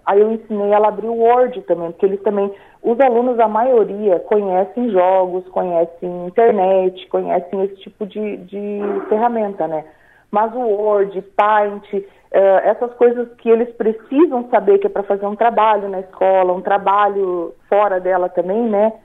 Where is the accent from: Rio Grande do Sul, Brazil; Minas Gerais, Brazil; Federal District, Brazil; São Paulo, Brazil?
Rio Grande do Sul, Brazil; São Luís Gonzaga; moved away as an adult; also born or lived in Joinville; now in Balneário Arroio do Silva, Brazil; eu sou gaúcha missioneira lá de São Luís Gonzaga, né? E fazem três anos que eu vim para Santa Catarina